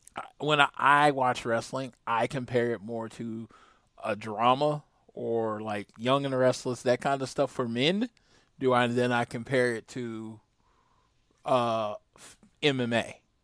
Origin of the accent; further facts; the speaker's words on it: United States; I'm American